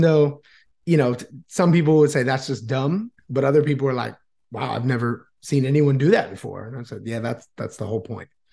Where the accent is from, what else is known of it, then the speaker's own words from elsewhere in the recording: New Smyrna Beach, Florida, United States; moved away as an adult; now in Vietnam; I was born and raised in Florida, uh, New Smyrna Beach area